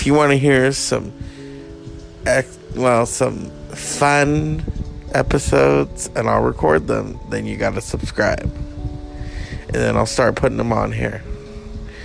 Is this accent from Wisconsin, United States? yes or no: no; California, United States; I'm a Californian